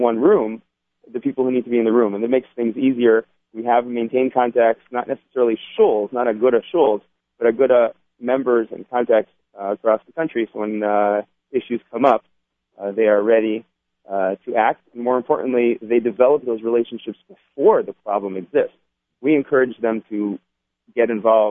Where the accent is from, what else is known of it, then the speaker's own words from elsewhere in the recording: Cincinnati, Ohio, United States; my hometown in Cincinnati, my precinct, which is the most Orthodox precinct in that area